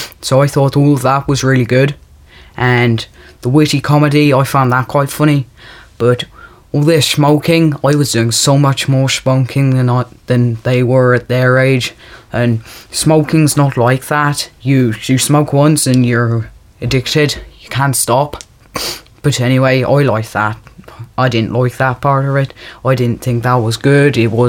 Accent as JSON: {"language": "English", "town": "Dublin", "region": "Leinster", "country": "Ireland", "said": "I'm from Ireland. I'm from Dublin."}